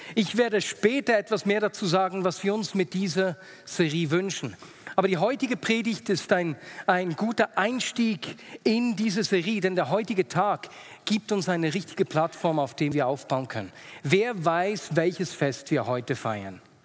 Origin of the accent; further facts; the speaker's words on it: Switzerland; Als Schweizer